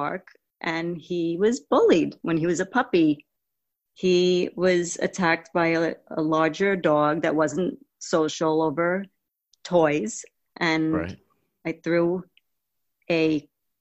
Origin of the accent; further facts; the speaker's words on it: Long Island, New York, United States; I'm born and raised in Long Island, New York